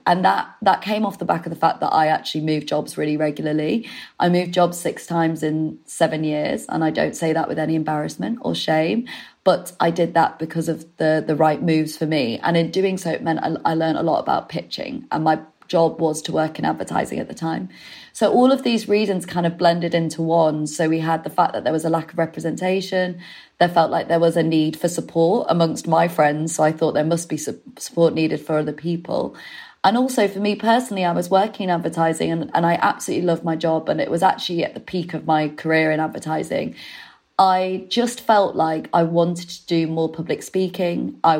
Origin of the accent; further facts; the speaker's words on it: Leeds, Yorkshire and the Humber, United Kingdom; also born or lived in Manchester; I'm from the north, if you can't detect. I'm from Leeds and I used to live in Manchester.